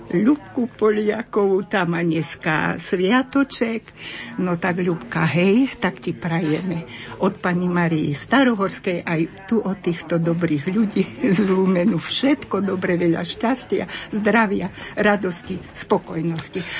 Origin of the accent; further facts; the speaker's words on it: Zvolen, Banská Bystrica Region, Slovakia; Dobrý deň, ja som zozvolená.